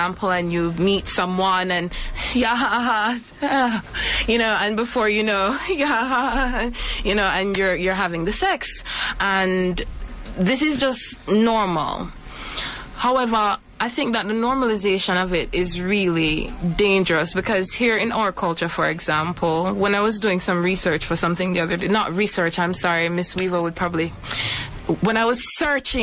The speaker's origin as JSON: {"language": "English", "country": "Jamaica", "tie": "born or raised there", "said": "Growing up in Jamaican culture"}